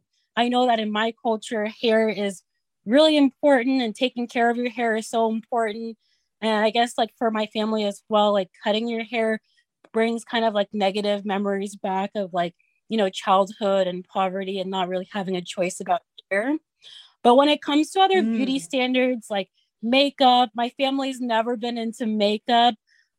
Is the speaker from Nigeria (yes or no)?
yes; Kogi, Nigeria; We're from Kogi State, and it's like smack dab in the middle of Nigeria. So we have influence from the south and the north.